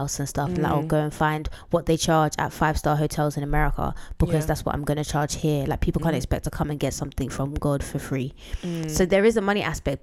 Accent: Nigeria; I'm Nigerian

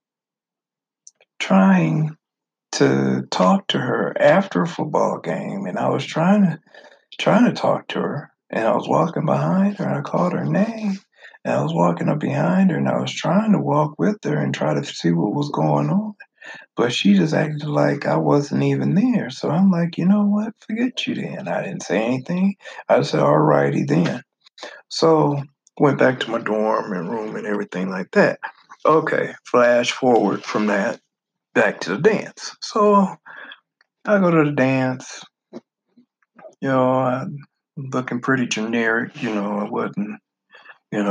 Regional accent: the North, United States; moved away; I'm from the North.

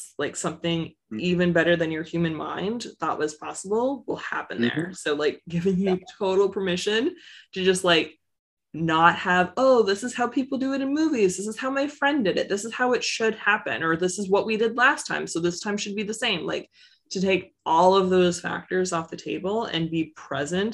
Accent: Canada; I'm Canadian

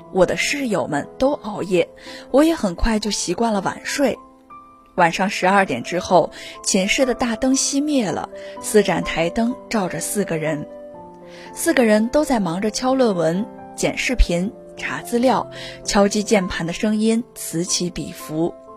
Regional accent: Anyang, Henan, China; moved away as an adult; also born or lived in Nanjing; 来自河南安阳，我在南京大学，距离我的家乡八百四十四公里

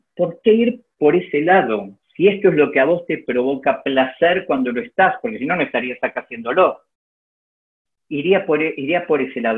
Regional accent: Argentina; como argentino

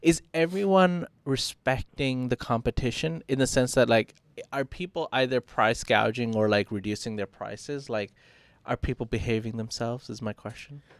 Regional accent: United States; now in Bangkok, Thailand; as an American

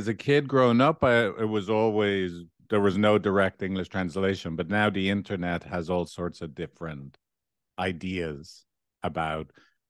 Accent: Dublin, Leinster, Ireland; accent: Dublin; I was brought up in a, you know, lower middle class neighborhood. I would have had quite a strong Dublin accent up until the age of 12.

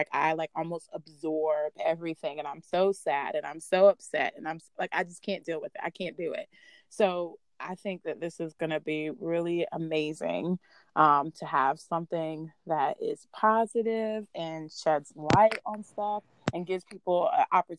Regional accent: Augusta, Georgia, United States; born there; But at the same time, I'm Hispanic, but I was born in Augusta, Georgia. I'm also a military brat, so I've been everywhere.

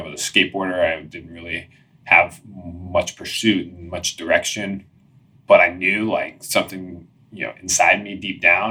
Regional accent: Washington, District of Columbia, United States; moved away as an adult; also born or lived in San Diego, California; I grew up in Washington, D.C.

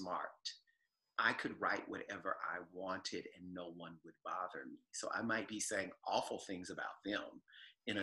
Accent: the South, United States; I also think of myself as a Southerner

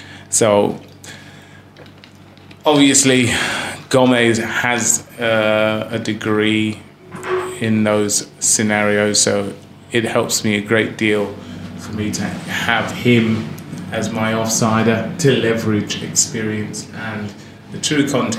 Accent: Zambia; now in Australia; And I feel like Africa and Zambia is my home. So when people ask me if I'm Australian, I say, no, I'm Zambian. Right? I only live here for now.

